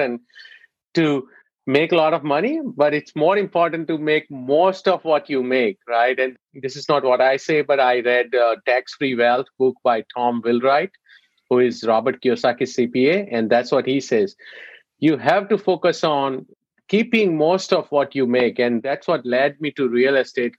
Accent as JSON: {"language": "English", "country": "India", "moved": "yes", "said": "being an Indian"}